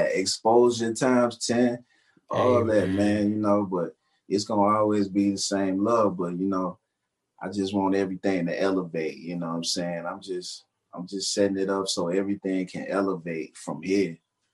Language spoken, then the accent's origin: English; Mississippi, United States; I'm from Mississippi